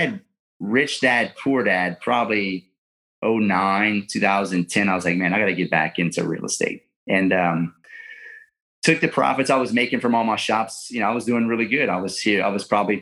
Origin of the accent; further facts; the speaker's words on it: Lafayette, Louisiana, United States; I'm from South Louisiana, born and raised in Lafayette, Louisiana